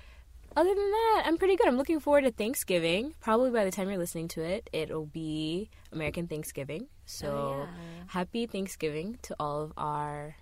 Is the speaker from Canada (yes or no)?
no; Kenya; now in New York, United States; I am from Kenya